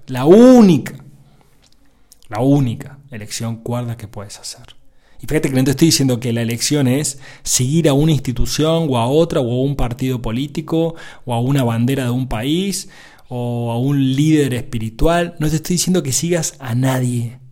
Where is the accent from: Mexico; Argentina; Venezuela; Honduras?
Argentina; soy hombre, soy argentino, estoy casado